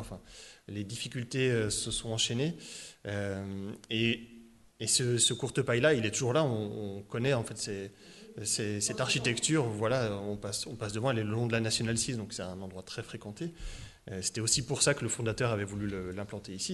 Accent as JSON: {"language": "French", "town": "Étang-sur-Arroux", "region": "Bourgogne-Franche-Comté", "country": "France", "tie": "born or raised there", "also_born_or_lived": "Le Creusot / Dijon / Auxerre", "said": "J'ai grandi, voilà. Donc je, je viens d'Étang-sur-Arroux, donc il y a un petit village de, Saône-et-Loire"}